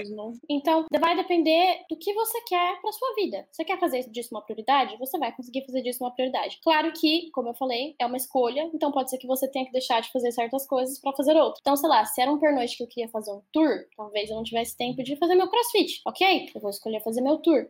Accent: Salto, São Paulo, Brazil; moved away; eu que saí lá de Salto, que é uma cidadezinha do interior de São Paulo.

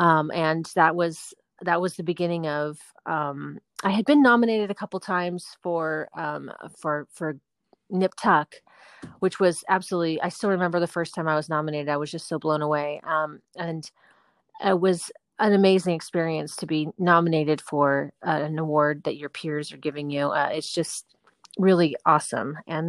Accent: Los Angeles, California, United States; Yes, I'm fourth generation Southern Californian. And yes, and my niece is the fifth, which is pretty cool. And then, my whole family's from California, and I still love living here very much.

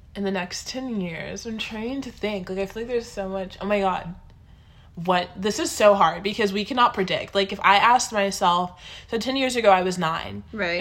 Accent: Austin, Texas, United States; moved away as an adult; now in Los Angeles, United States; I was born and raised in Texas

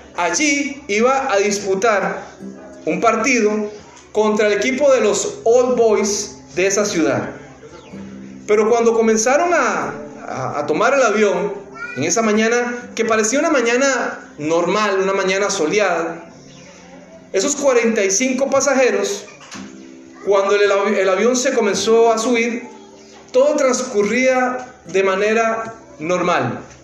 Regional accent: Costa Rica; now in New Jersey, United States; De Costa Rica, el país del pura vida.

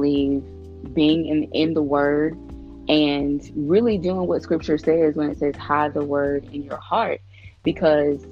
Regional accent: Shreveport, Louisiana, United States; my hometown of Shreveport, Louisiana

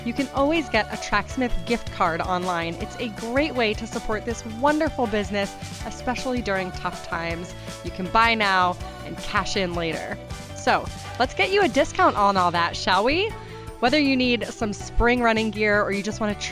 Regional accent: New Hampshire, United States; Alice and I grew up together in New Hampshire

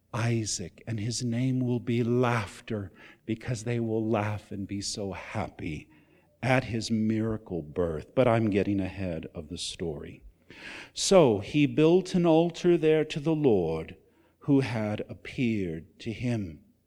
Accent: West Coast, United States; also born or lived in Deep South; I came from the West Coast. It's quite unique. Then I went to the Deep South. It's a different world.

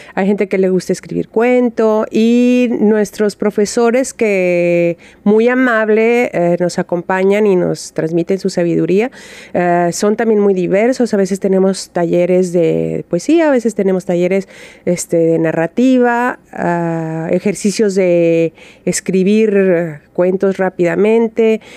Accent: Guadalajara, Jalisco, Mexico; Yo soy de Guadalajara

